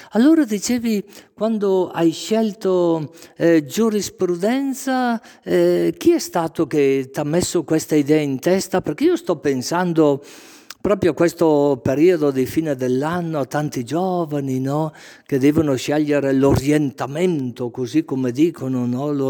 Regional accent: Brescia, Lombardy, Italy; Brescia Centro, sì.

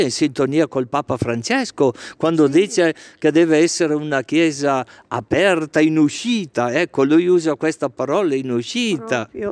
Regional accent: Legnano, Lombardy, Italy; now in Brescia, Italy; Sono di Legnano in provincia di Milano.

